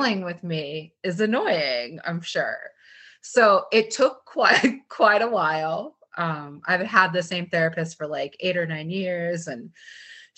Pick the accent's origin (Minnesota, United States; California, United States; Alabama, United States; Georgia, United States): Minnesota, United States; I grew up in Minnesota